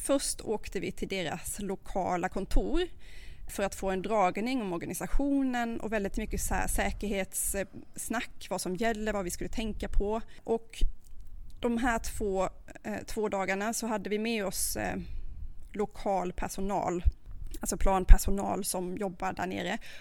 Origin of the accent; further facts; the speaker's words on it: Sweden; vi svenskar